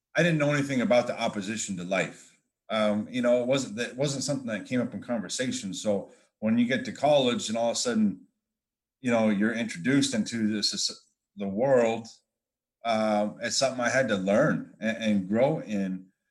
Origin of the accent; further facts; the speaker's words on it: Wyoming, United States; I'm from Wyoming